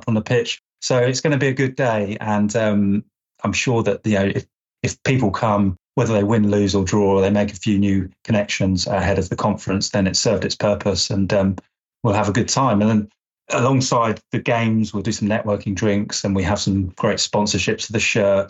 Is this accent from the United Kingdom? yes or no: yes; England, United Kingdom; as an Englishman